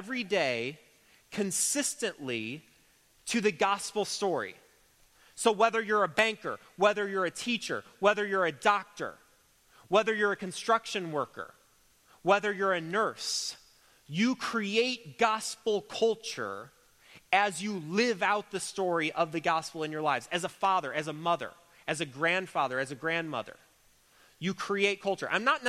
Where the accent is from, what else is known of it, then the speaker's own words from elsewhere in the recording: United States; an American Christian